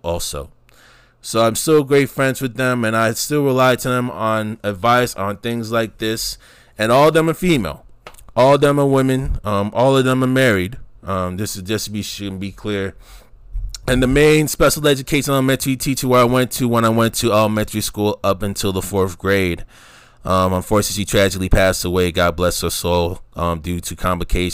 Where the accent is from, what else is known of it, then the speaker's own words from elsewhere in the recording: New York City, New York, United States; back in my early years growing up in the New York City metropolitan area